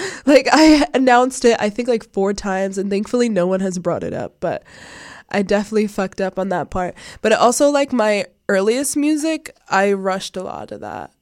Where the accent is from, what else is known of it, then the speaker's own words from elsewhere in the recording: Providence, Rhode Island, United States; I am from Providence, Rhode Island. I was born in Providence, Rhode Island